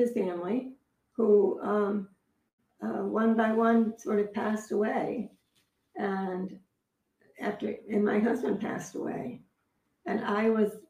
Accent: Wethersfield, Connecticut, United States; also born or lived in Oberlin, Ohio; now in Westerly, United States; we were living in Wethersfield, which was a suburb

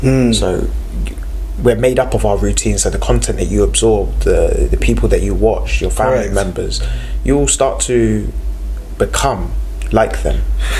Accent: Slough, South East England, United Kingdom; Slough was very much in that pocket community situation when I was growing up. Like the 90s and stuff

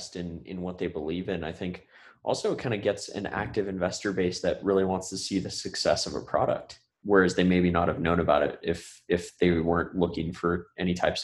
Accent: Santa Cruz, California, United States; I grew up in the Silicon Valley-ish area in Santa Cruz

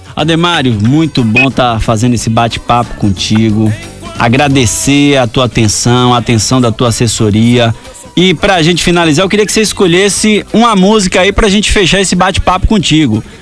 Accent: Cruz das Almas, Bahia, Brazil; eu sou lá de Cruz das Almas, terra do forró

